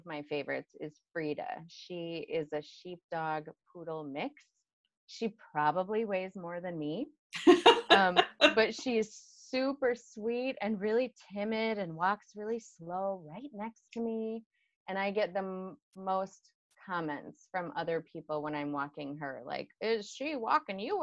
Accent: Illinois, United States; moved away as an adult; also born or lived in northern Wisconsin; now in Chicago, United States; I was born in Illinois, 7 pounds, 14 ounces. When I was 19 years old, I moved up to northern Wisconsin, where I lived for 20 years

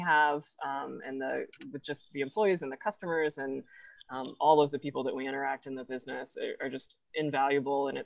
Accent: Fayetteville, Arkansas, United States; I'm actually from Fayetteville and live in Fayetteville

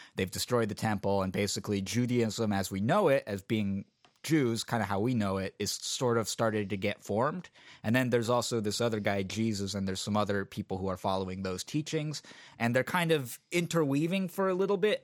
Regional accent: San Francisco, California, United States; When I was a kid growing up in San Francisco

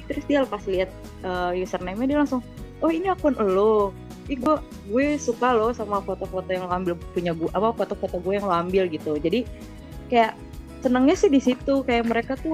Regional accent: Indonesia; gue dari Indonesia tuh kayak uh, punya punya grup

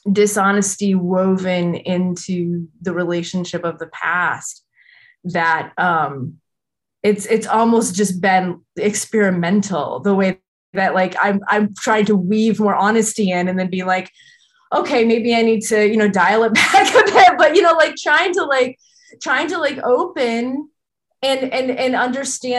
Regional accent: Midwest, United States; as a Midwesterner

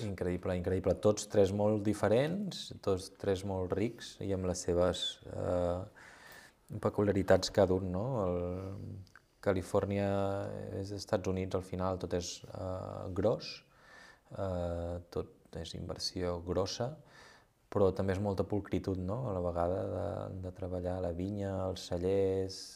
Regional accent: Girona, Catalonia, Spain; moved away as an adult; now in Rabós, Spain; jo he nascut a Girona

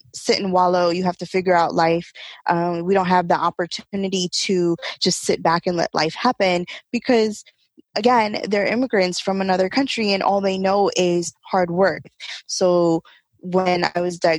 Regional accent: New York City, New York, United States; I am born and raised in Brooklyn, New York

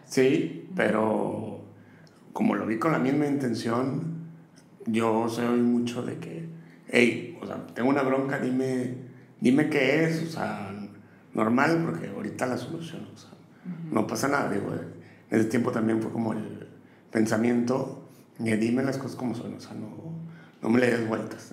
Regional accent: Matamoros, Tamaulipas, Mexico; moved away as an adult; also born or lived in Austin / New York; now in Monterrey, Mexico; nací en Matamoros y a los 18 años me vine para acá, para, Monterrey

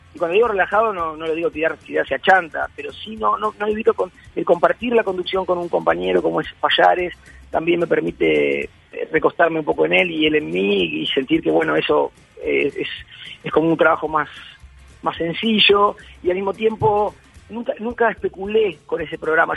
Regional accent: Uruguay; now in Buenos Aires, Argentina; soy uruguayo

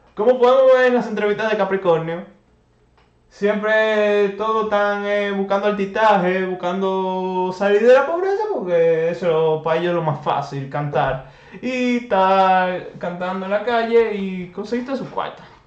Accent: Dominican Republic; nos representa como dominicanos

